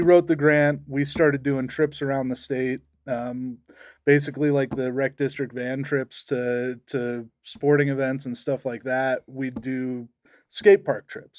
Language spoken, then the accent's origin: English; Estes Park, Colorado, United States; I grew up in Estes Park